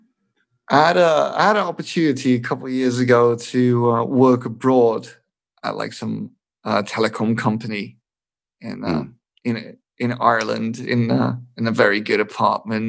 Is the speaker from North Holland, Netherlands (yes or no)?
no; Rotterdam area, South Holland, Netherlands; first language English and Dutch; I'm half Scottish and I'm from the Rotterdam area